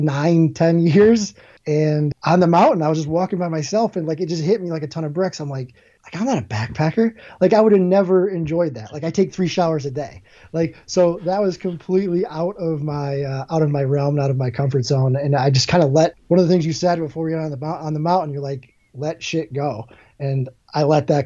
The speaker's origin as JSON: {"language": "English", "town": "Scranton", "region": "Pennsylvania", "country": "United States", "tie": "born or raised there", "moved": "yes", "lives_now": "New Jersey, United States", "said": "I grew up in Scranton, Pennsylvania"}